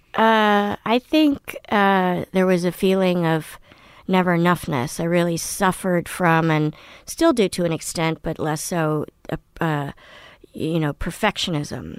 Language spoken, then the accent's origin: English; Washington, District of Columbia, United States; also born or lived in Paris / Moscow / Poland / Manhattan; I grew up in Washington, D C